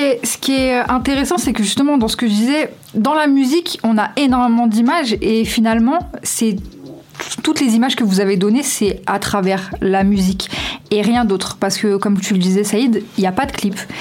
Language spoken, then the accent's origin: French; Lyon, Auvergne-Rhône-Alpes, France; j'ai grandi du coup euh, rue de la quarantaine, donc euh, dans le bas du 5e arrondissement